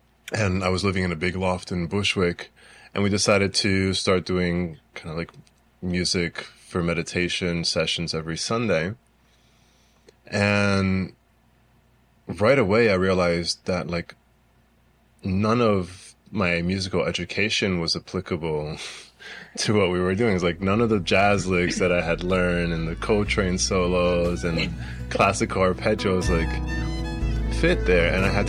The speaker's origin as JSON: {"language": "English", "country": "Brazil", "tie": "born there", "also_born_or_lived": "United States", "said": "Being from Brazil, it wasn't for a long time that it took me a long time to realize, you know, I was born in Brazil. I grew up playing violin and studying in the U.S. and studying in Europe"}